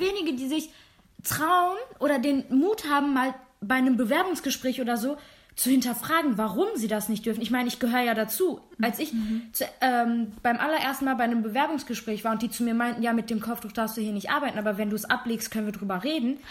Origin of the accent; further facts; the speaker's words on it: Germany; accent: accent-free German; Ja, aus Deutschland.